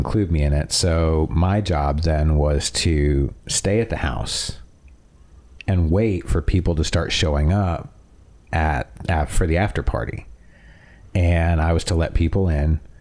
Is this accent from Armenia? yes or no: no; Toronto, Ontario, Canada; growing up in Toronto